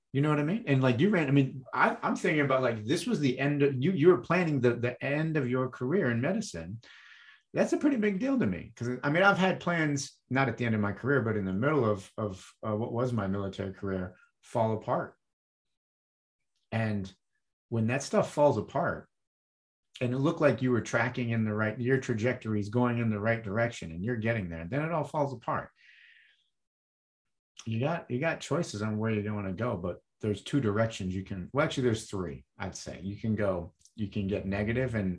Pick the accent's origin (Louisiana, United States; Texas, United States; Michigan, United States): Michigan, United States; I grew up in Michigan and mid-Michigan, and it's cold